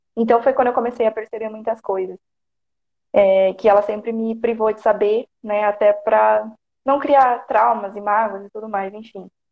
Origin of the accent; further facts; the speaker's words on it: Porto Feliz, São Paulo, Brazil; Eu sou do interior de São Paulo, Porto Feliz